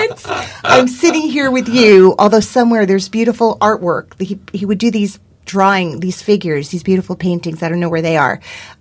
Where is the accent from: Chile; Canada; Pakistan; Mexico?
Canada; now in La Jolla, United States; Then you find yourself being invited to be an artistic director as a Canadian of your own theater here in America, in beautiful La Jolla.